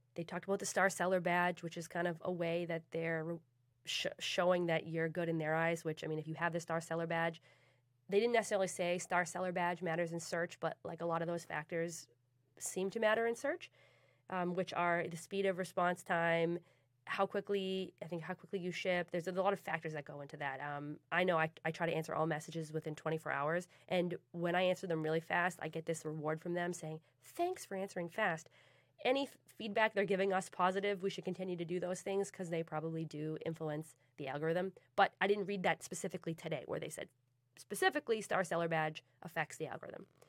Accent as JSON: {"language": "English", "town": "Boston", "region": "Massachusetts", "country": "United States", "said": "I'm from Boston"}